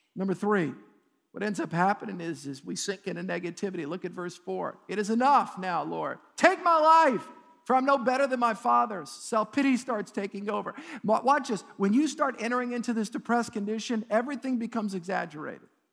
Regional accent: United States; as an American

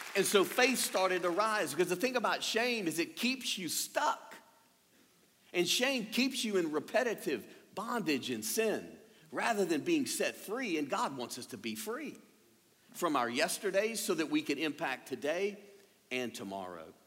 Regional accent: Louisiana, United States; being a Cajun and born and raised here

